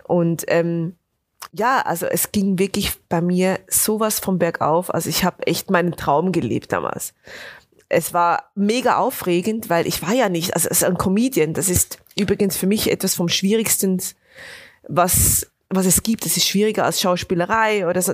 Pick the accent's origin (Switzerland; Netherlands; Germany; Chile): Switzerland; Bernese Oberland; Also ich komme aus dem, aus dem Berner Oberland, also aus den Bergen